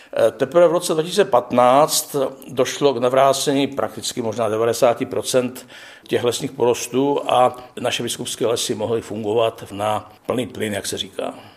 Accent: Krhová, Zlín Region, Czechia; vyrůstal jsem poblíž Valasko-Meziříčí ve vsi Krhovák

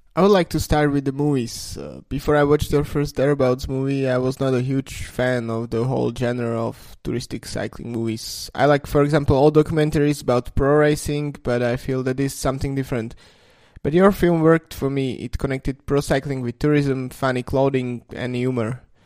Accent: Slovakia; I come from Slovakia

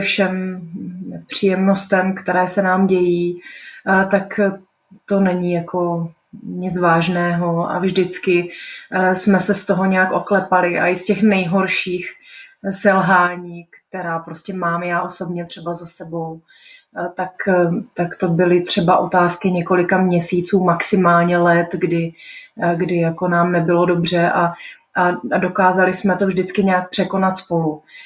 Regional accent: Brno, South Moravian Region, Czechia; moved away as an adult; now in Prague, Czech Republic; Já jsem se narodila v Brně, mám Brno hrozně ráda

